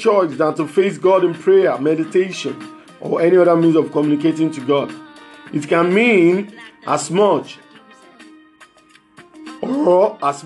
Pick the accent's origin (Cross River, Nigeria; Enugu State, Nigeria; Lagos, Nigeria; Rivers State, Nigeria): Lagos, Nigeria; I'm from Lagos, Nigeria